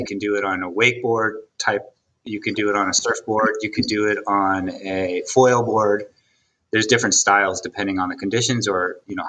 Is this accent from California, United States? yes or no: yes; California, United States; now in Saudi Arabia; I teach in Abcake, and I've been here for 10 years, 10 and 50, coming up in August, and I am from California.